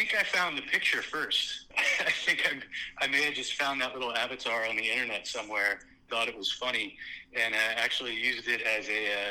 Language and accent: English; Cincinnati, Ohio, United States; moved away as an adult; also born or lived in New York; now in Los Angeles, United States; born and raised in Cincinnati. Lived there, went to high school there, went to UC.